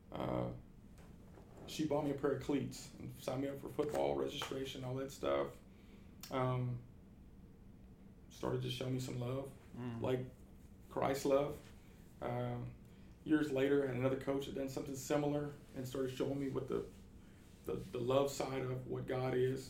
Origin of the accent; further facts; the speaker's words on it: Luverne, Alabama, United States; moved away; also born or lived in Oklahoma / Greenwood, Arkansas; grew up outside of Luverne, Alabama